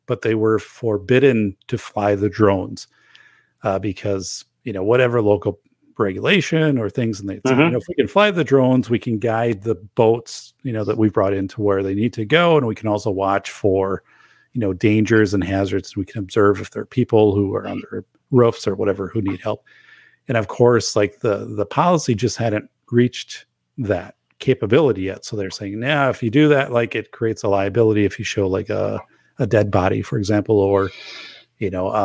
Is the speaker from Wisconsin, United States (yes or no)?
yes; northern Wisconsin, United States; my hometown, which is northern Wisconsin